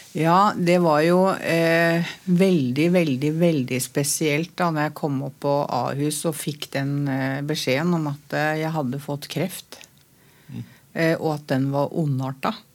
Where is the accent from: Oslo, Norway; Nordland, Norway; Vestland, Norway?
Oslo, Norway; jeg er fra Møllergata